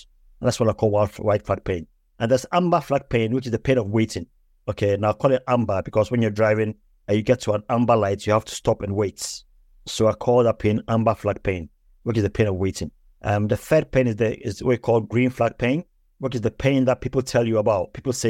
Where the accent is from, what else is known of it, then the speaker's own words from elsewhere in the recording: Ghana; moved away as an adult; also born or lived in England; now in United Kingdom; I was born in the UK. I was born in England. And then my parents moved to Africa, to Ghana, when I was 5 years old. I then got all my education in Ghana